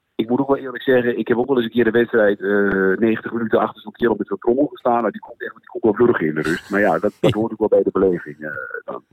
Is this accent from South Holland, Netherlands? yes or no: no; Enschede, Overijssel, Netherlands; ik ben een kind van de jaren 80 en ik ben opgegroeid in het Diekman Stadion